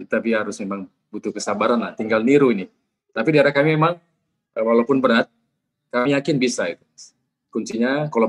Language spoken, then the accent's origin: Indonesian; Labuhanbatu, North Sumatra, Indonesia; kami dari daerah Labuan Batu, daerah yang eh, banyak perkebunan sawit, karet, dan juga daerah pesisir